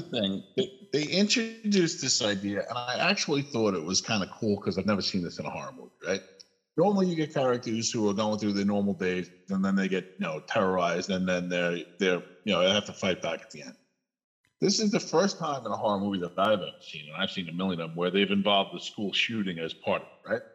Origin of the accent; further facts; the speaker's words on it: New York, United States; moved away as an adult; now in Idaho, United States; I live in Idaho now. I come from New York, but the last eight months, nine months, I've lived in Idaho